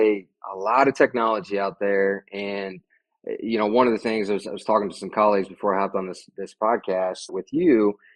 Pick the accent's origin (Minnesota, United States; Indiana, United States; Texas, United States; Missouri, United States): Indiana, United States; Indianapolis; I'm a born and raised Hoosier. I've lived here in Indianapolis my entire life